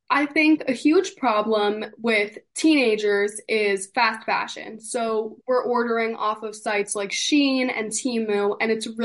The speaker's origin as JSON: {"language": "English", "town": "East Fishkill", "region": "New York", "country": "United States", "said": "I'm from East Fishkill, New York"}